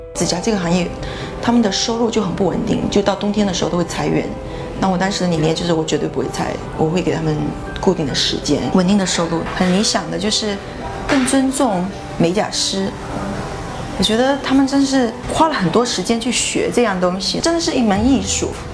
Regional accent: Fujian, China; moved away; 我们福建那边，就基本上女的二十三岁之前都会结婚生小孩

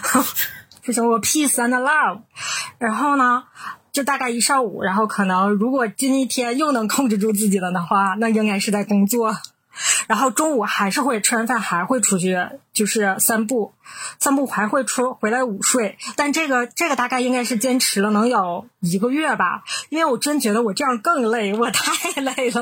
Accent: Northeast China, China; 我们是三个来自东北的Ladies

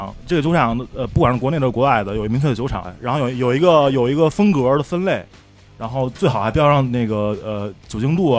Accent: Henan, China; 然后全世界人民都以为河南是诈骗。补充一句，我是河南人，所以不怕地域黑啊。

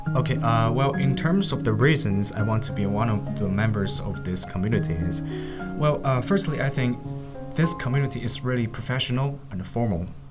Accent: Anshan, Liaoning, China; English is a second language; I was born in Anshan

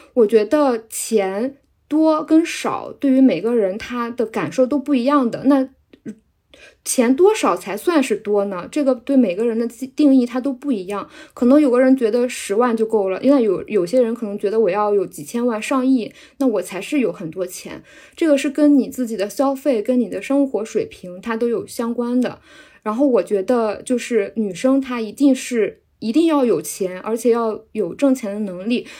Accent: a small county town in central China, China; now in Shanghai, China; 我是来自，呃，中部地区的十八线小县城的，然后我现在定居在上海

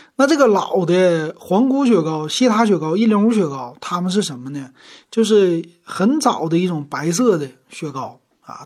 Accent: Shenyang, Liaoning, China; 从小就生在大东区，长在大东区

